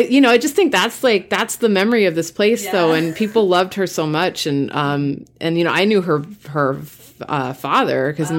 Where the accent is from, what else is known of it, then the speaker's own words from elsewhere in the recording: Massachusetts, United States; I grew up in Eastern Mass.